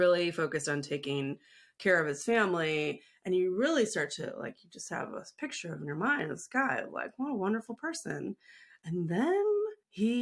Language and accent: English; Midwest, United States; I'm white, and I grew up in the Midwest